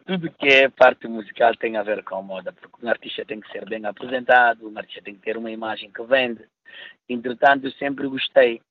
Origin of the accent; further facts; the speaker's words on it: Guinea-Bissau; now in Paris, France; eu enquanto guineense